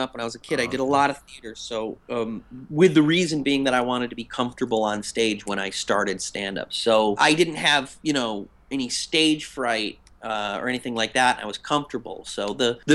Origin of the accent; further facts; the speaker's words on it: Western Massachusetts, United States; I grew up in Western Massachusetts